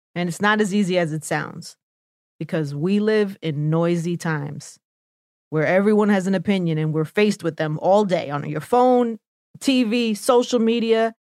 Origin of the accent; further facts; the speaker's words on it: New York City, New York, United States; accent: New York; my New York accent was too strong